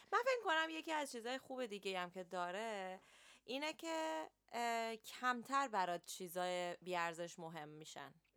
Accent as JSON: {"language": "Persian", "country": "Iran", "tie": "born or raised there", "moved": "yes", "lives_now": "London, United Kingdom", "said": "ماهایی که تو ایران بزرگ شدیم"}